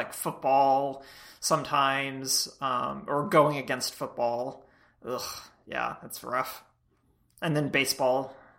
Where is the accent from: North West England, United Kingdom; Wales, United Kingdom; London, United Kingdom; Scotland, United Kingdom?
Wales, United Kingdom; I'm actually Welsh.